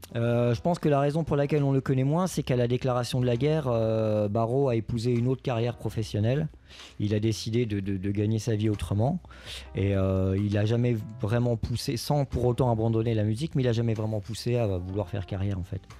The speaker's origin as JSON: {"language": "French", "area": "Lorraine", "region": "Grand Est", "country": "France", "tie": "born or raised there", "said": "là où j'ai grandi, en Lorraine"}